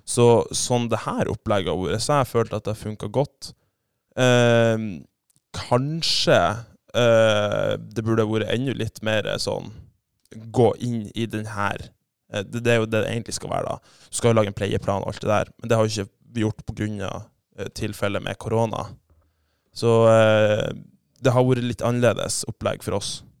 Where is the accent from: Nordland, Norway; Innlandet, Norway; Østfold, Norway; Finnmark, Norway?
Nordland, Norway; Saltstraumen; accent: broader dialect; also born or lived in Bodø; Jeg er jo fra Saltstrøm, da, så har jo litt bredere dialekt